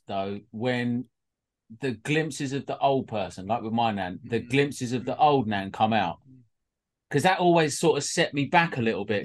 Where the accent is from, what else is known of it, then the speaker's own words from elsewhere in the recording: Welsh, Wales, United Kingdom; we're Welsh